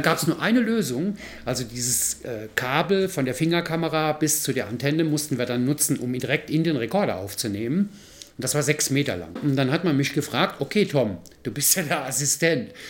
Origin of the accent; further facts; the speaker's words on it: Mayen, Rhineland-Palatinate, Germany; accent: rheinischer Slang; Aus Mayen in der Eifel